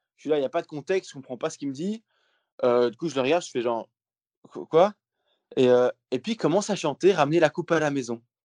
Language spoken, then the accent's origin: French; Belgium; je suis belge